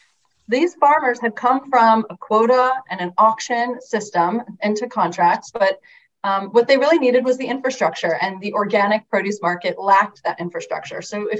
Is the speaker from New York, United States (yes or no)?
yes; Long Island, New York, United States; moved away as an adult; also born or lived in Ohio; I grew up on Long Island in New York and became a vegetarian for random happenstance and moved to Ohio for college